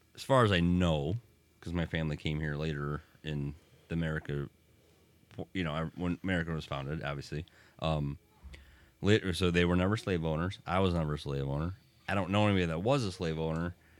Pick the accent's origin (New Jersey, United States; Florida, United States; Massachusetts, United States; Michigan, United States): Michigan, United States; Deerfield; we grew up in Deerfield